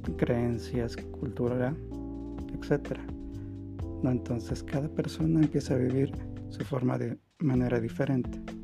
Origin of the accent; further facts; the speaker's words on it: Bolivia; En mi país, en Bolivia